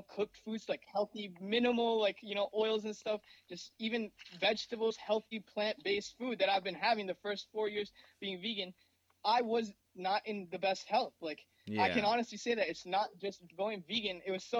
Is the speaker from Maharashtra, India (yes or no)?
yes; Mumbai, Maharashtra, India; born there; Growing up, I come from a Indian background. I was born in Mumbai